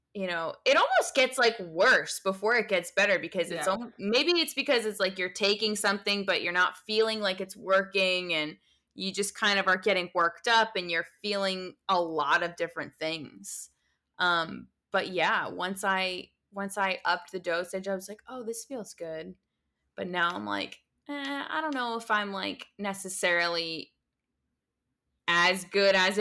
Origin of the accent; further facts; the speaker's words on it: United States; being American